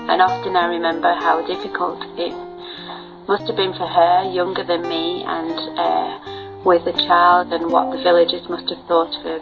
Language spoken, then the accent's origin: English; England, United Kingdom; now in Switzerland; I'm from England originally but now I live in Switzerland with my husband